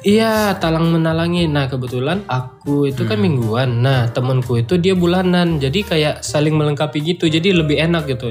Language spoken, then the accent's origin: Indonesian; Sijunjung, West Sumatra, Indonesia; moved away; Di kota kecil di daerah Sumatera Barat, Si Junjung namanya.